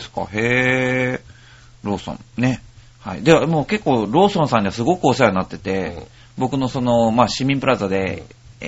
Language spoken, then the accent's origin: Japanese; Ishikawa, Japan; 僕の出身の石 川県